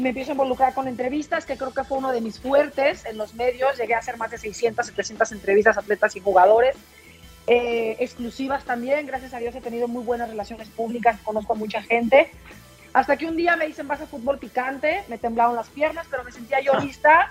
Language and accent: Spanish; Mexico; representé a México